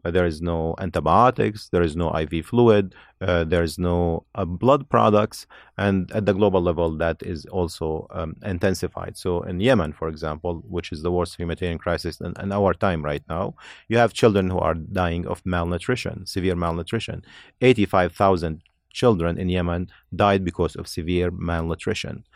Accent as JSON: {"language": "English", "town": "Homs", "region": "Homs Governorate", "country": "Syria", "tie": "born or raised there", "moved": "as an adult", "lives_now": "Chicago, United States", "said": "I was born and raised in Syria in a city called Homs."}